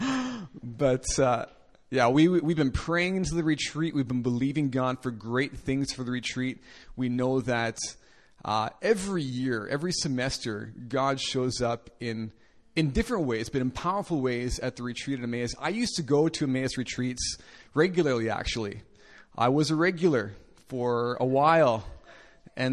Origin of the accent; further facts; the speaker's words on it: Winnipeg, Manitoba, Canada; So I'm from Canada, in case you're interested, from a city called Winnipeg.